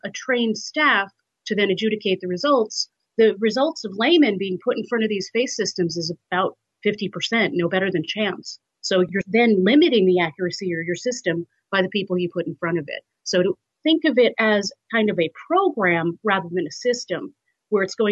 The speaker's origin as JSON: {"language": "English", "region": "New York", "country": "United States", "said": "I'm from New York. My family's in New York."}